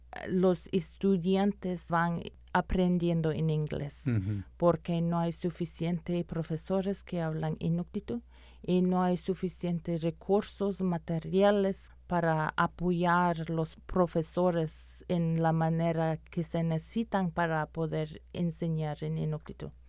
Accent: Inuit, Nunavut, Canada; Spanish is a second language; como inuit

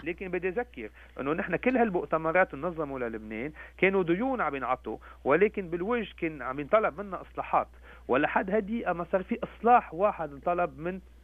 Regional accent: Lebanon; نحن كلبنانيين في العالم

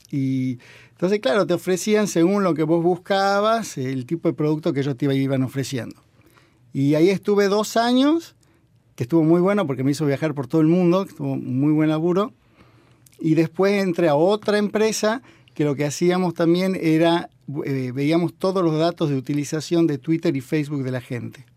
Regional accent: Tucumán, Argentina; yo viniendo de Tucumán creo que además se nota mucho

